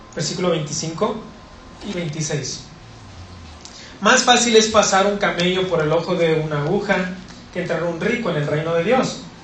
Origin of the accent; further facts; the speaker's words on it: Monterrey, Nuevo León, Mexico; Yo soy de Monterrey